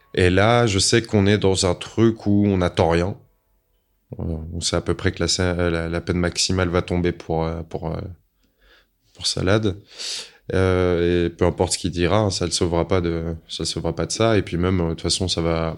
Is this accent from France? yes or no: yes; France; je suis de la deuxième génération de l'immigration, hein, clairement, mais bon, moi je suis français simplement